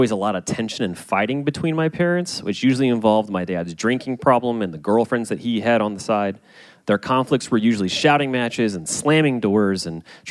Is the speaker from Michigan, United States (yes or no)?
no; St. Louis, Missouri, United States; I grew up in St. Louis